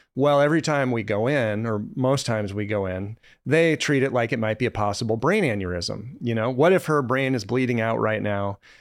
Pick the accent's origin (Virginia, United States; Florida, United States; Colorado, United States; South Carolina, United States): Colorado, United States; moved away; I grew up in Colorado